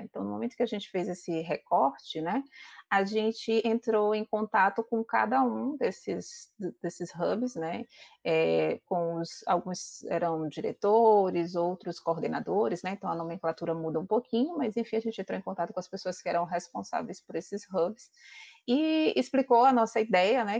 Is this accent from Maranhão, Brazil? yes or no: yes; Maranhão, Brazil; eu sou do Maranhão